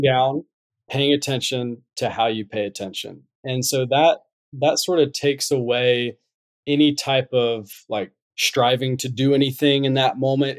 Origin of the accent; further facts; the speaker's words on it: North Carolina, United States; moved away as an adult; also born or lived in Utah; I'm originally from North Carolina.